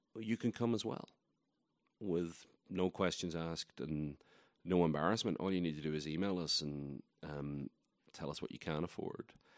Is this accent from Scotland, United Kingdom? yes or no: no; Northern Ireland, United Kingdom; accent: Irish; moved away as an adult; now in Asheville, United States; I was born in Ireland. I lived there for the first three and a half decades or so of my life.